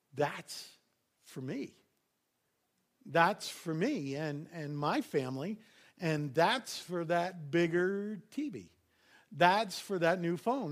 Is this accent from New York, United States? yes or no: yes; New York, United States; I grew up in New York.